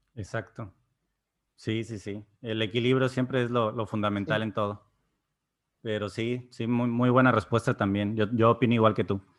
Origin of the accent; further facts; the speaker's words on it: Mexico; Soy mexicano